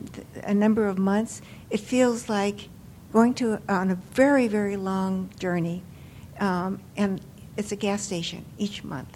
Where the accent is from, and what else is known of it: Mountain View, California, United States